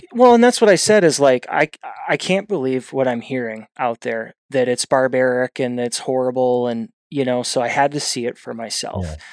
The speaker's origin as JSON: {"language": "English", "area": "outside of the Milwaukee", "region": "Wisconsin area", "country": "United States", "moved": "yes", "said": "I originally hail from outside of the Milwaukee, Wisconsin area"}